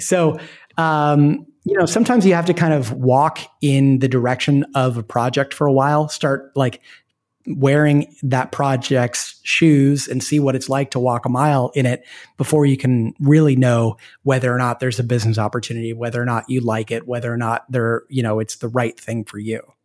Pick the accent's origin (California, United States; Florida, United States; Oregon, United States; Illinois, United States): Oregon, United States; Portland; moved away; I'm from Portland, Oregon, which is a great place to be from. And and my wife and I moved back there because we have family there